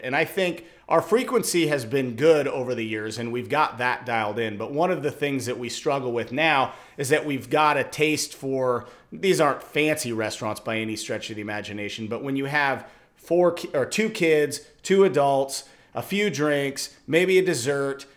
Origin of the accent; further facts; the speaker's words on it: Washington, United States; now in Arizona, United States; growing up in Washington